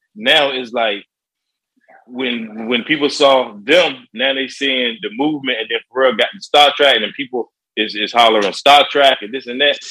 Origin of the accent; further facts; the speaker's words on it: Virginia Beach, Virginia, United States; also born or lived in Chicago; I was raised around an area called uh, Bayside